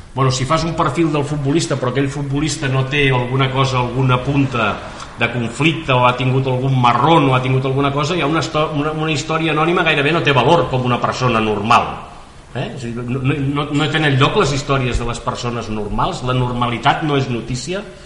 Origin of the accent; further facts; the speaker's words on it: inland Catalonia, Spain; jo sóc de la Catalunya interior